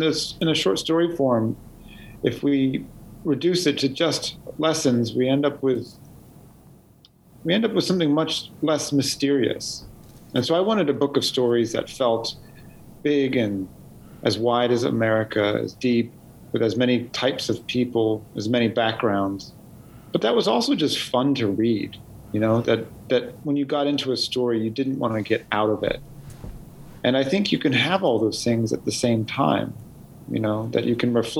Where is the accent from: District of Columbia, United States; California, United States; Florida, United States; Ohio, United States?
California, United States; Sacramento; growing up in Sacramento, California